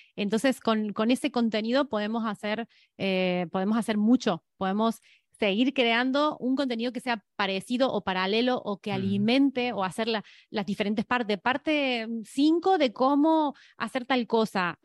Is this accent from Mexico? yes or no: no; Argentina; moved away as an adult; now in Spain; soy argentina y que, y que vivo en España 17 años